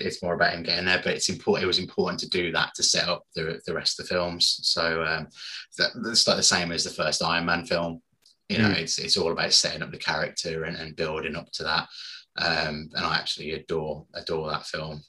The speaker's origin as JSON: {"language": "English", "country": "United Kingdom", "said": "as a Brit"}